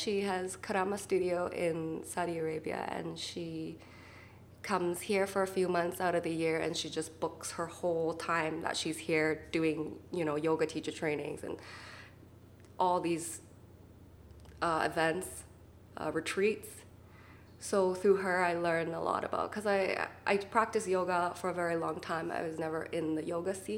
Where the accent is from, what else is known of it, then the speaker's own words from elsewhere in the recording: Vancouver, British Columbia, Canada; I'm from Vancouver